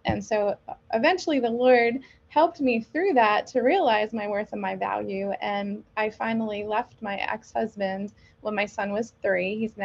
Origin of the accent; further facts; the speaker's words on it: New York, United States; moved away as an adult; now in Pennsylvania, United States; I'm originally from New York, but I moved here to Pennsylvania.